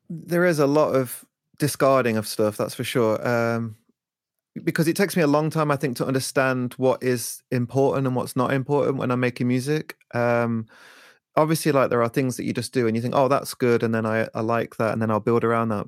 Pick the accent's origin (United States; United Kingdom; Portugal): United Kingdom; Leicester, East Midlands; also born or lived in Peckham, London; now in London, United Kingdom; I'm originally from Leicester